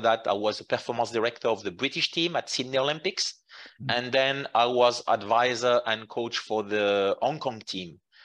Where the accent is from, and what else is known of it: Jura mountains, Bourgogne-Franche-Comté, France; born or raised there; English is a second language; moved away as an adult; also born or lived in Qatar; now in Lausanne, Switzerland